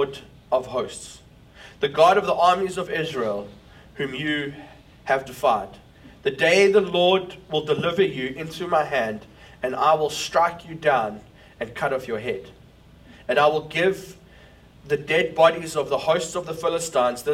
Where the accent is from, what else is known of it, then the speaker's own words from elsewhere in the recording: South Africa; now in New York, United States; as a South African leading a church in New York